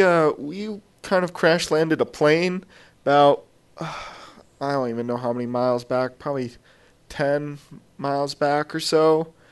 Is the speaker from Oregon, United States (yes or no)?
yes; Oregon, United States; I'm from Oregon. I wasn't even a Boy Scout, so come on.